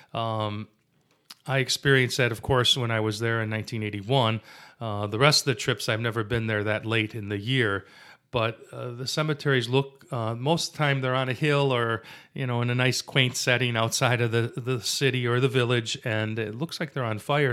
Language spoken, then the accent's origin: English; Wyandotte, Michigan, United States; growing up in Wyandotte